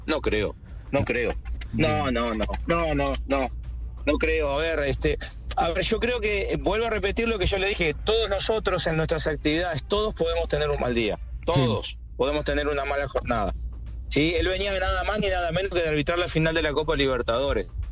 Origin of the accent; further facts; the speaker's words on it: Uruguay; Soy uruguayo